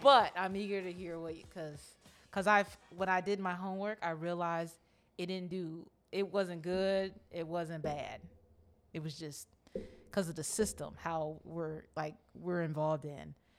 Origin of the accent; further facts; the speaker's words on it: United States; growing up in Montgomery County